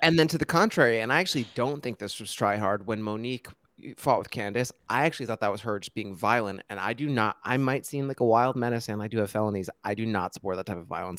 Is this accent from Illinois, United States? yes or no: no; New Jersey, United States; I'm from New Jersey